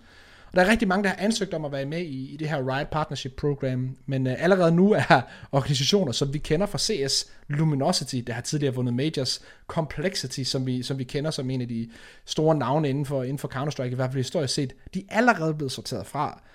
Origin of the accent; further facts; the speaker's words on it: Denmark; vi som danskere